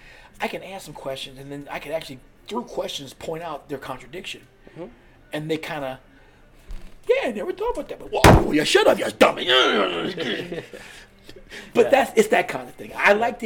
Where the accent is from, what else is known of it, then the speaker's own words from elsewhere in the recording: West Coast, United States; also born or lived in California / Washington; Because like I said, I'm not originally from Pennsylvania.